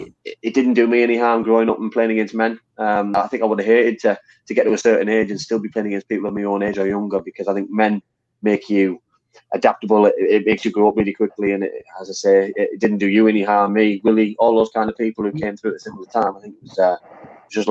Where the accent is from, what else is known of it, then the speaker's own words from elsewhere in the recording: Middlesbrough, North East England, United Kingdom; moved away; also born or lived in Wales; when I was growing up in Middlesbrough.